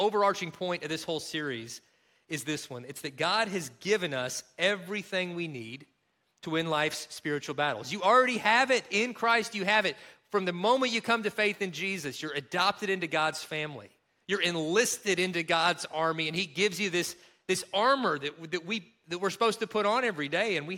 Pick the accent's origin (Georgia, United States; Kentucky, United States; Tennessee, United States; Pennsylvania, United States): Kentucky, United States; accent: Kentucky; moved away; my home state of Kentucky